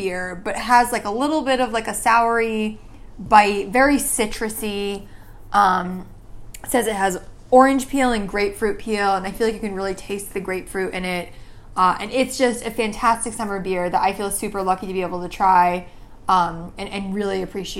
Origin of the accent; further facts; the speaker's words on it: Connecticut, United States; moved away; I grew up in Connecticut and love this place.